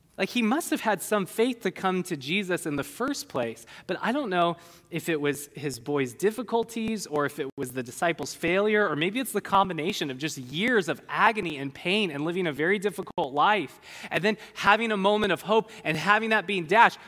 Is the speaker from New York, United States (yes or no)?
no; California, United States; I'm a Californian.